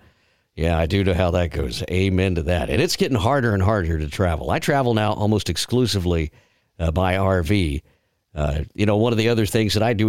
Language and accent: English; Texas, United States; now in Georgia, United States; I'm from Texas originally and then found my way to Georgia.